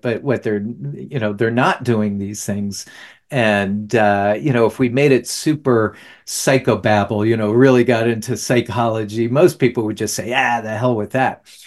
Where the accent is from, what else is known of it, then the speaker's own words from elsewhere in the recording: New Jersey, United States; moved away; also born or lived in the South; I'm from New Jersey originally